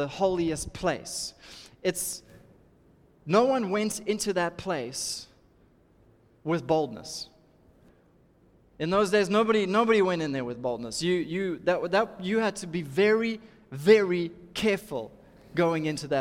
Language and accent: English; Durban, KwaZulu-Natal, South Africa; I'm from Durban